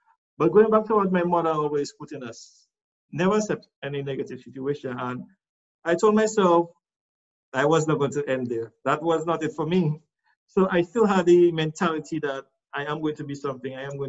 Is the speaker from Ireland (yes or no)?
no; Roseau, Saint George, Dominica; also born or lived in Castle Comfort, Dominica; I am from Rozo